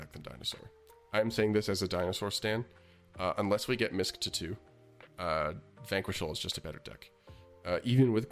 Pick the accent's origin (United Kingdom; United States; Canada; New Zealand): Canada; I'm from Canada